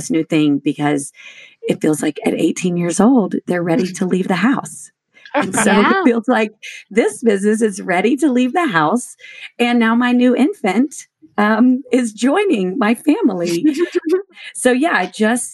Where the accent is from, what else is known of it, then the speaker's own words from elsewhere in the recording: Shreveport, Louisiana, United States; moved away as an adult; also born or lived in Austin, Texas; I grew up in Shreveport, Louisiana.